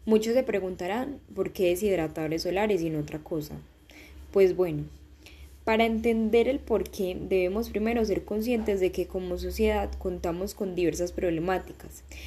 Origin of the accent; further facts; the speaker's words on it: Colombia; en mi país Colombia